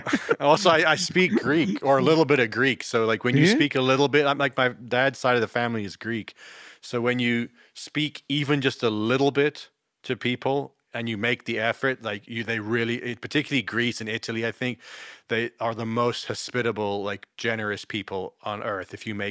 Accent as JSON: {"language": "English", "region": "England", "country": "United Kingdom", "tie": "born there", "said": "No, I was born in England. In England."}